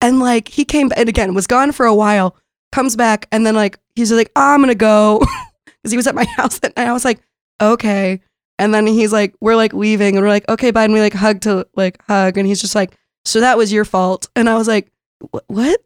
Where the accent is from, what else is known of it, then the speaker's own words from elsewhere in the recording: San Diego, California, United States; moved away as an adult; now in Brooklyn, United States; I grew up in San Diego